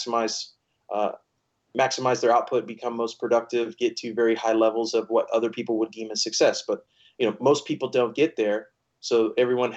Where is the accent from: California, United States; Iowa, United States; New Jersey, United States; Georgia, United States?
California, United States; Bakersfield; I was born and raised in Bakersfield, California.